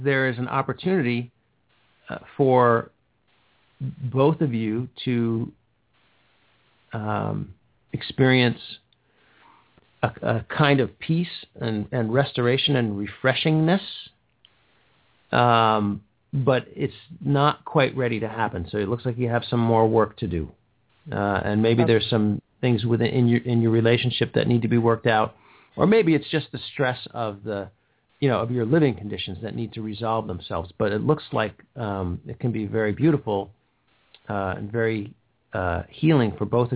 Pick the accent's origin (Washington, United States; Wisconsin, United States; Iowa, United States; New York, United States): New York, United States; Schenectady; moved away; I'm a native of upstate New York